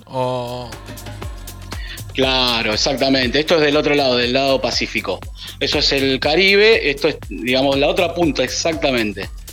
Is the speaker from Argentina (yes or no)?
yes; Argentina; now in San José del Cabo, Mexico; soy argentino, DJ, productor. Actualmente estoy viviendo en México